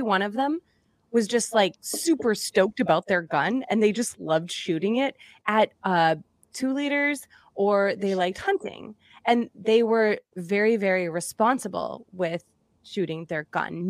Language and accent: English; Massachusetts, United States; moved away; also born or lived in Indiana; I'm from Massachusetts, so I'm, I'm from the East Coast as well.